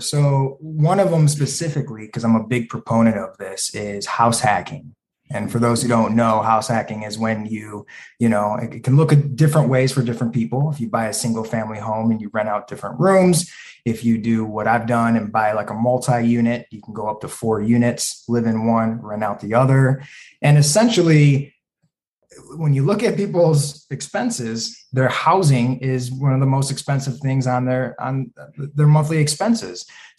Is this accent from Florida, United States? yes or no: no; Toledo, Ohio, United States; now in Chicago, United States; When I came from Toledo, Ohio, I moved to Chicago. There was a lot of like, whoa, wait a second, this is really expensive compared to where I came from, right?